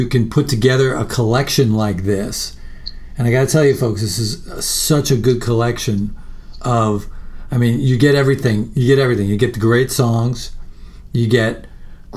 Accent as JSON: {"language": "English", "area": "Long Island", "region": "New York", "country": "United States", "tie": "born or raised there", "moved": "yes", "lives_now": "Austin, United States", "said": "I grew up in New York. I live in Austin now, but I grew up in New York, and particularly on Long Island quite a bit"}